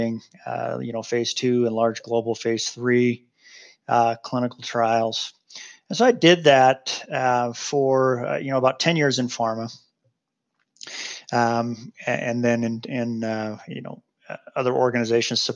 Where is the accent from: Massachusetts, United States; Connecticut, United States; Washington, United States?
Washington, United States; Seattle; moved away as an adult; now in Salt Lake City, United States; I grew up in Seattle, and so that was Harborview Medical Center there in Seattle